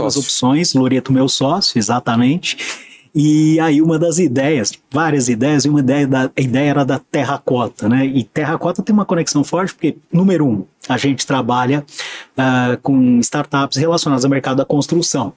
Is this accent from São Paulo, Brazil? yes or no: yes; Santos, São Paulo, Brazil; moved away; also born or lived in São Carlos / Joinville; eu sou santista, eu sou nascido em 1975